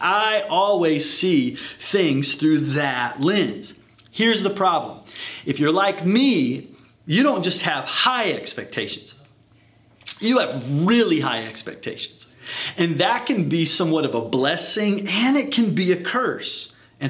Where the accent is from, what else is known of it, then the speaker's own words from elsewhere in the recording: the South, United States; I'm from the South